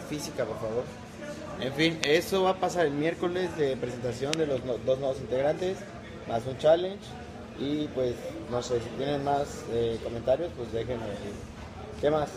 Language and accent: Spanish; Mexican Caribbean, Mexico; yo soy del Caribe, del Caribe mexicano.